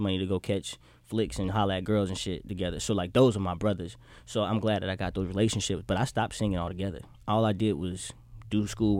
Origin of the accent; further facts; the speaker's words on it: Miami, Florida, United States; I'm from Miami, so I got bad temper and a crazy mouth.